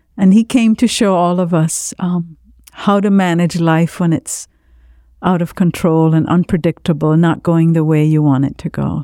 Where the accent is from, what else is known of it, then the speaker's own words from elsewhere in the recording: Jamaica; now in South Florida, United States; I grew up in Jamaica in a very large Lebanese family.